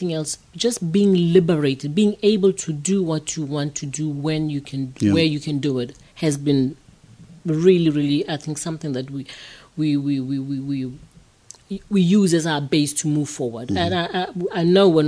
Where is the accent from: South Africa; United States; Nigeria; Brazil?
South Africa; Soweto, Gauteng; I grew up in Soweto